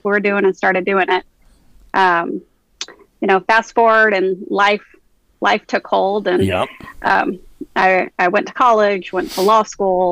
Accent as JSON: {"language": "English", "town": "San Antonio", "region": "Texas", "country": "United States", "tie": "born or raised there", "said": "I grew up in San Antonio, Texas. I'm a born and raised Texan"}